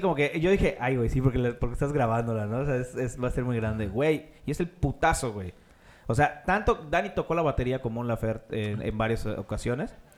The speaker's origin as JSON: {"language": "Spanish", "country": "Mexico", "said": "soy mexicano"}